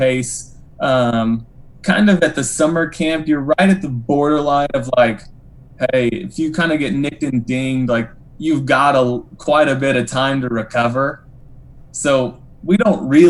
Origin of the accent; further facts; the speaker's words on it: Denton, Texas, United States; moved away; also born or lived in Branson, Missouri; I was born in Denton, Texas